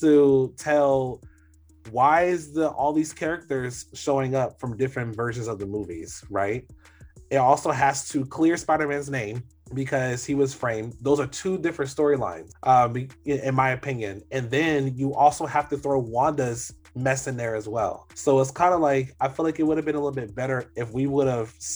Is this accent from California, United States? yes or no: no; Orlando, Florida, United States; I grew up in Orlando